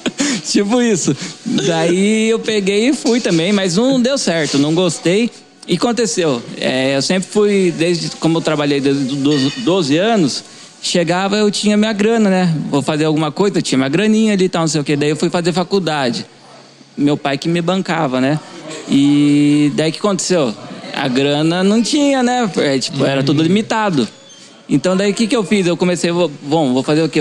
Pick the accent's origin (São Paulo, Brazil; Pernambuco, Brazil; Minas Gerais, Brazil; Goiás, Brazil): São Paulo, Brazil; Avaré; eu sou de Avaré mesmo, nascido aqui, família inteira daqui